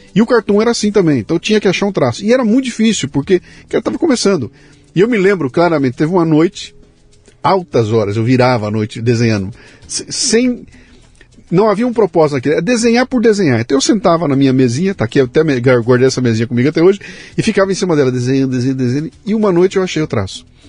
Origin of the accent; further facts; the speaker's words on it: Bauru, São Paulo, Brazil; now in São Paulo, Brazil; Eu também saí de Bauru, vim para São Paulo para estudar para ser cartunista